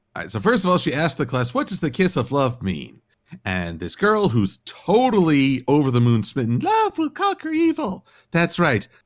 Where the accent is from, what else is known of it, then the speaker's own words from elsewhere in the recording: United States; I'm American